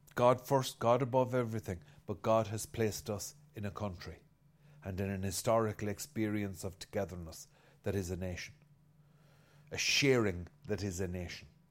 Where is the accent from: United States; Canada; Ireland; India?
Ireland; I'm an Irishman